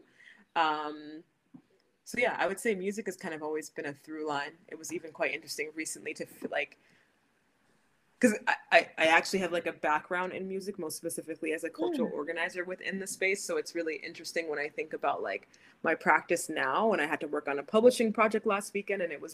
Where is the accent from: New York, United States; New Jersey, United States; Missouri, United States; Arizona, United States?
New York, United States; growing up in the States and also growing up in New York